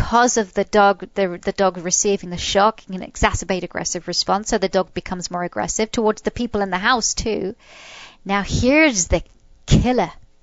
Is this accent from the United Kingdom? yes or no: yes; England, United Kingdom; moved away; I was brought up in England.